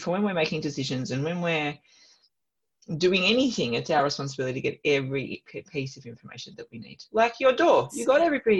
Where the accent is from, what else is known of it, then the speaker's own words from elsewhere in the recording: Melbourne, Victoria, Australia; moved away; when I lived in Melbourne, like I grew up in Melbourne